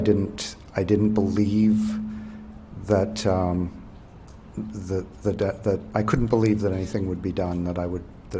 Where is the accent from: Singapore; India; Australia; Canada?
Canada; New Brunswick; I'm from Behar, New Brunswick, and I'm a civil servant in the federal government